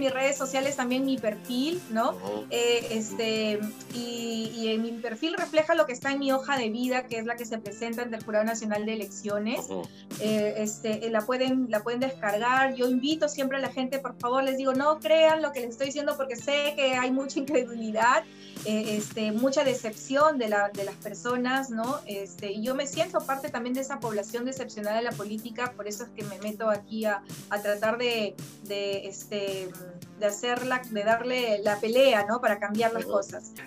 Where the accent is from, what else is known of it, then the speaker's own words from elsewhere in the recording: Jequetepeque Valley, La Libertad, Peru; yo también soy hija de pequeños agricultores, vengo de una zona, de una zona rural, yo vengo del Valle Jequetepeque, donde se siembra arroz